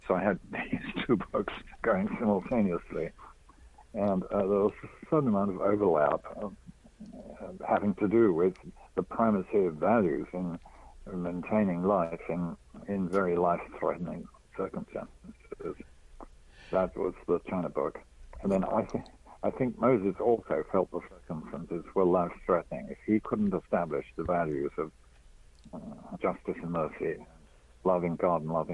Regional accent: England, United Kingdom; now in United States; I am originally English

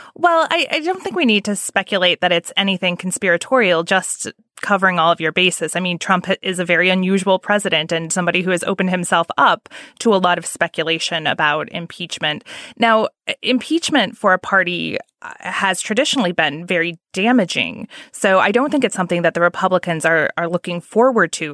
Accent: Indiana, United States; I'm from Indiana. My family is very conservative

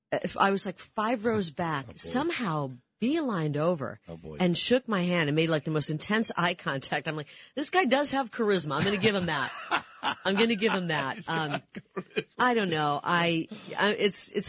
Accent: Iowa, United States; growing up in Iowa

